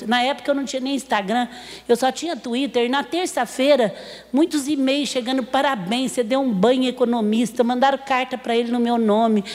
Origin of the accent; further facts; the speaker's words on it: Franca, São Paulo, Brazil; Eu sou apaixonada pela minha terra